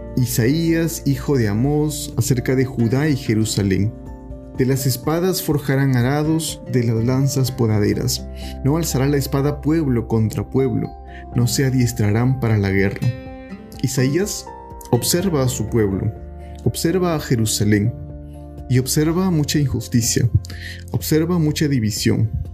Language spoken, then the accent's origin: Spanish; Peru; nosotros, como cristianos, como peruanos